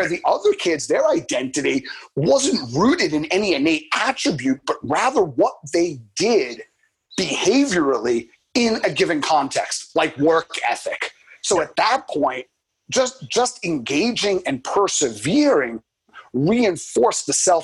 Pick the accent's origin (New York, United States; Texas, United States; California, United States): New York, United States; I'm from New York, Boston.